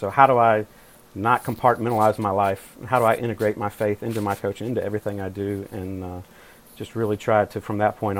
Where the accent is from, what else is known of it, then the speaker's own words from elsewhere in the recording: North Carolina, United States; I grew up in North Carolina